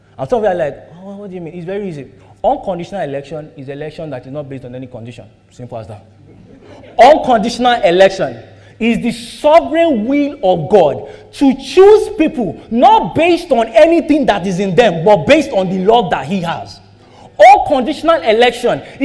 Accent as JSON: {"language": "English", "country": "Nigeria", "tie": "born or raised there", "said": "We all grew up in Nigeria"}